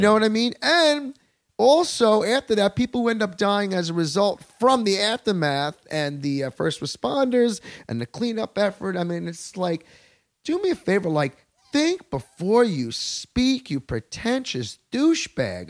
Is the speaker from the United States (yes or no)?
yes; Long Island, New York, United States; I'm a native New Yorker